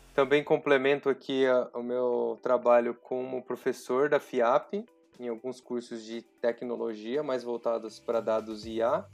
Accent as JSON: {"language": "Portuguese", "town": "São José do Rio Preto", "region": "São Paulo", "country": "Brazil", "tie": "born or raised there", "said": "numa cidade do interior de São Paulo, que chama São José do Rio Preto, inclusive a é minha cidade natal."}